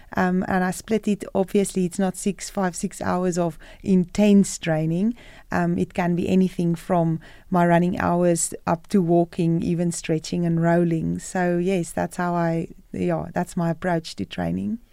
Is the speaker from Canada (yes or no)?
no; South Africa; moved away as an adult; I'm a South African